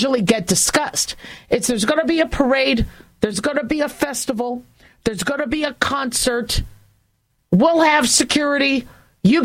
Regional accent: California, United States; now in Las Vegas, United States; growing up in California

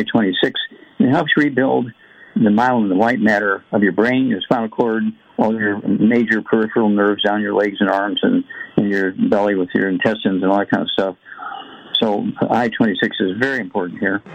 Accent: Missouri, United States; my home state, Missouri, Big Mo

